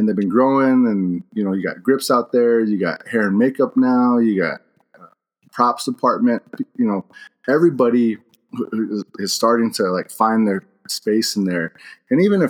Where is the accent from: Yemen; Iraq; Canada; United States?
United States; Pinon, Arizona; moved away as an adult; also born or lived in Flagstaff, Arizona / Colorado; now in New Mexico, United States; I'm from the Navajo Nation. I grew up out there in Arizona, Flagstaff, all over the Navajo Nation. Pinon mainly is where I'm from